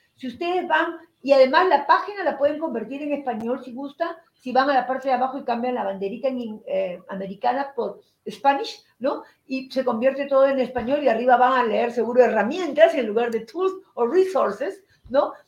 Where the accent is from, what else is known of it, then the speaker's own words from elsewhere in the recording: Lima, Peru; moved away; la ciudad donde yo nací, en Lima, Perú.